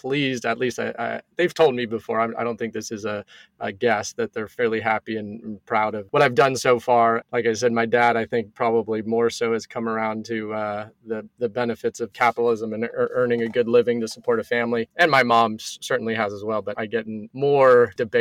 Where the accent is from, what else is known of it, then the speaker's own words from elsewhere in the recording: California, United States; also born or lived in Bay Area / Oakland / Los Angeles; I've been California, born and raised my entire life. So originally born in the Bay Area.